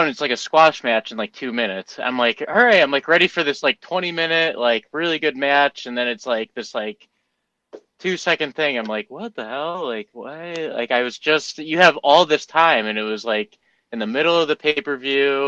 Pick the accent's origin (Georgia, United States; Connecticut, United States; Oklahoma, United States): Connecticut, United States; I'm from Connecticut